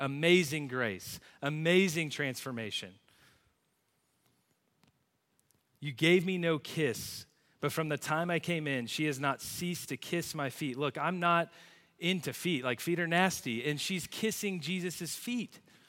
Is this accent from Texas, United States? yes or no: yes; Plano, Texas, United States; I grew up in Plano, right down the road, went to Plano Senior High, went to a church on the other side of town.